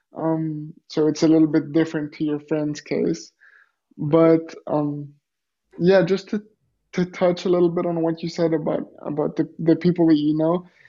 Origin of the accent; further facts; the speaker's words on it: Greece; also born or lived in Los Angeles, United States; I grew up in Greece and uh, lived in Greece until I was 17 years old